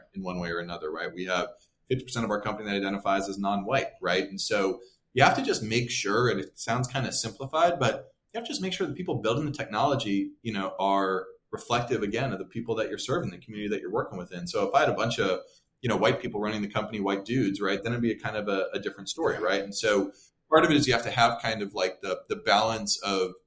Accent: Portland, Oregon, United States; I grew up in Portland

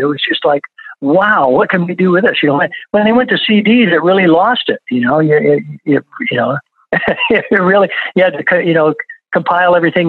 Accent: Flint, Michigan, United States; You know, I just totally, you know, for me growing up in Flint, you know, R&B was it, right.

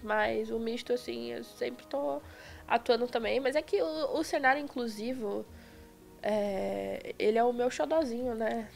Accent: Belford Roxo, Rio de Janeiro, Brazil; moved away as an adult; now in São Paulo, Brazil; Antes eu morava em Belfor Roxo, no Rio de Janeiro

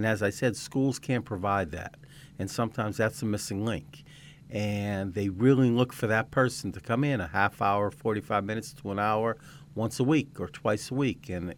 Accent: Cedar Grove, New Jersey, United States; moved away; That's what they, exit 135 on the parkway. That is the question. Cedar Grove, New Jersey.

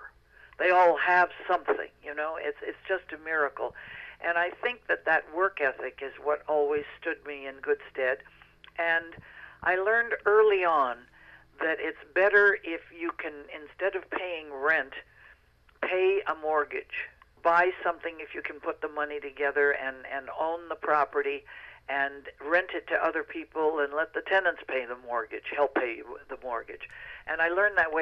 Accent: United States; Being an American, a very proud American

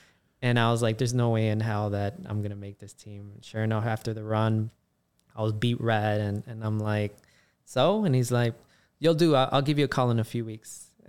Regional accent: Chicago, Illinois, United States; Born and raised in Chicago, Southsider, you know, Little Village to Gage Park. And then after elementary school, parents moved us out to Southwest suburbs, went to a high school called Lincoln Way.

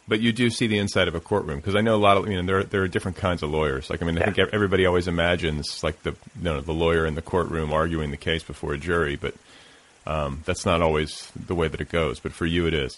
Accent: Indiana, United States; moved away; I grew up in the Midwest and uh, in Indiana, just up the road

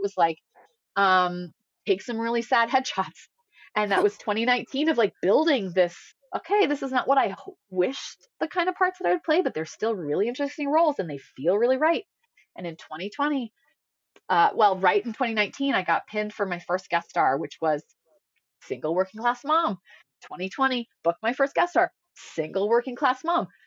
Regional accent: Indiana, United States; moved away; I'm from Indiana.

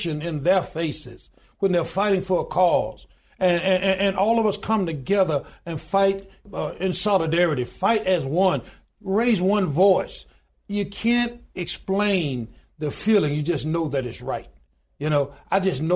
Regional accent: Goodwater, Alabama, United States; I was born in the Deep South. I was born in a little small town in Goodwater, Alabama

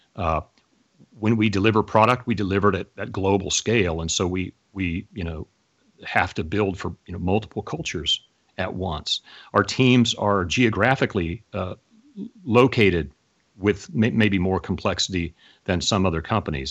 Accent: Oklahoma City, Oklahoma, United States; I grew up in Oklahoma City, Oklahoma

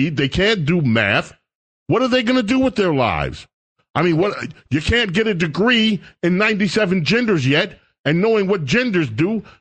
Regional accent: New York City, New York, United States; the neighborhood I grew up in. I grew up in St. Albans

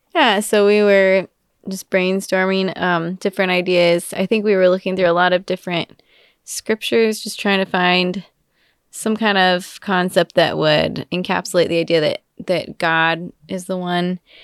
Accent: Wichita, Kansas, United States; now in Austin, United States; I am from Wichita, Kansas, so not, not from Texas

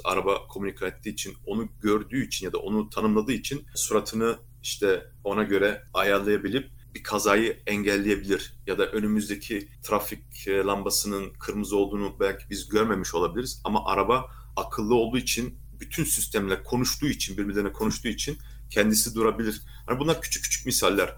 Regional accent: Erlangen, Bavaria, Germany; also born or lived in Nuremberg; Ben Erlangen doğumluyum.

